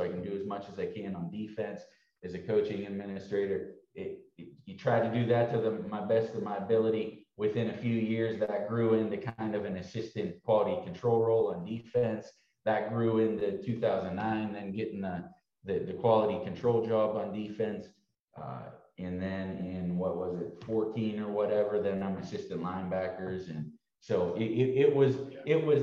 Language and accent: English; Pittsburgh area, Pennsylvania, United States; also born or lived in Green Bay, Wisconsin; now in Dallas, United States; my hometown team growing up.